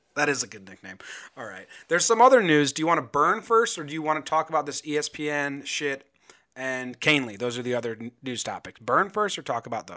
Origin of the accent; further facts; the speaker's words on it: New Jersey, United States; now in Northern California, United States; I'm originally from New Jersey